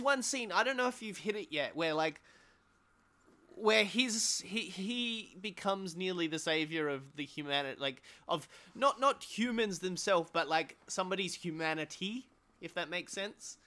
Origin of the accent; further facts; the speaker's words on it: Australia; as an Australian